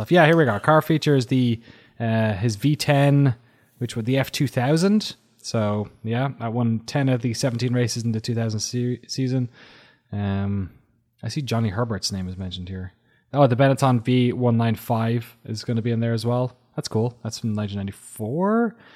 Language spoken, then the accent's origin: English; Belgium; also born or lived in Scotland; Um, although I am from Scotland, I was born and brought up in Belgium, where I was babysat as a child